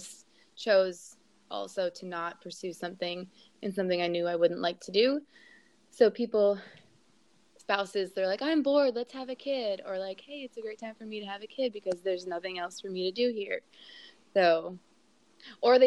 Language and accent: English; California, United States; moved away as an adult; now in United Kingdom